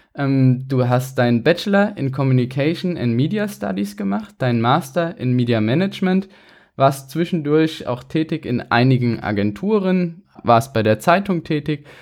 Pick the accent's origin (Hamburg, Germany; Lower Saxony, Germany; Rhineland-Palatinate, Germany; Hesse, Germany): Rhineland-Palatinate, Germany; Mainz; Wir sind beide Mainzer